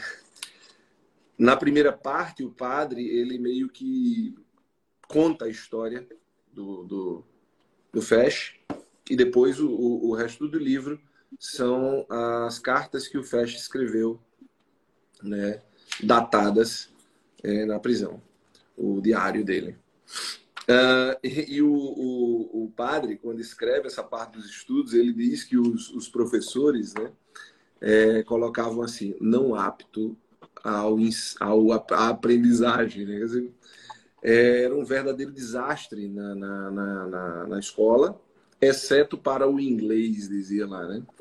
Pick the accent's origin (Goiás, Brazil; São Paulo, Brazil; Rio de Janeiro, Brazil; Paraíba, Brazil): Paraíba, Brazil; João Pessoa; eu sou psicólogo, sou de João Pessoa